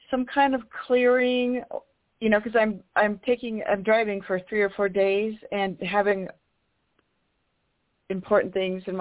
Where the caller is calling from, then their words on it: California, United States; I'm …. I'm in Northern California.